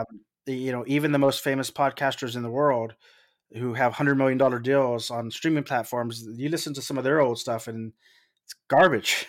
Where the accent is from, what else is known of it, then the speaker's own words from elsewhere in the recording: South Texas, United States; I'm from South Texas